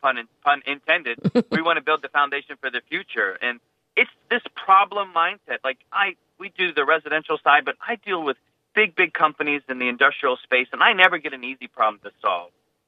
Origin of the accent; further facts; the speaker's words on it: United States; I definitely told him I am the America First superintendent because I am an American.